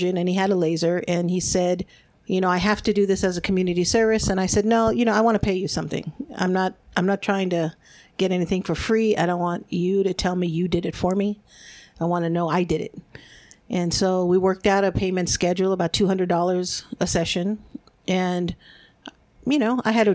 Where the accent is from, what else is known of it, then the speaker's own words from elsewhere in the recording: United States; first language Spanish; English is a second language; being born here in the United States. And my parents were immigrants. They're from Mexico